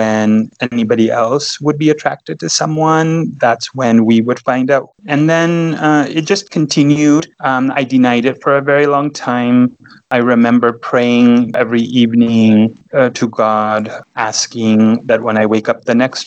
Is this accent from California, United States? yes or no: yes; Los Angeles, California, United States; now in Texas, United States; I was born and raised in Los Angeles, California.